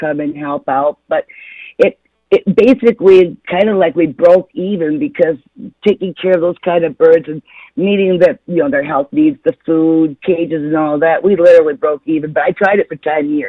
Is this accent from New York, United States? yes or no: no; Florida, United States; now in Michigan, United States; I was from Florida? That's where I was a deputy sheriff at.